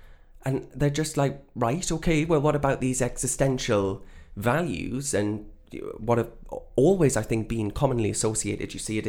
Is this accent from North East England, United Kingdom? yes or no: yes; North East England, United Kingdom; I'm not. No, I'm from the North East.